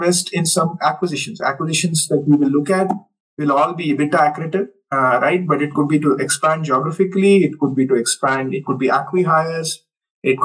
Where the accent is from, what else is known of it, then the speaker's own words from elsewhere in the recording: Hubballi, Karnataka, India; moved away as an adult; also born or lived in United States / Europe; close to my hometown, say Hubballi